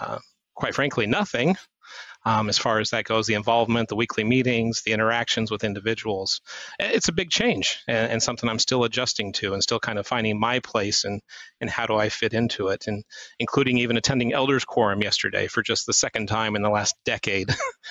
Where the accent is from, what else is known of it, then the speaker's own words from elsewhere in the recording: Indiana, United States; also born or lived in Utah / Tennessee; So I was born in Utah, and then we moved to Tennessee when I was about 9 or 10 years old, and then lived there for a couple of years, and then moved to northern Indiana when I was 12, and grew up there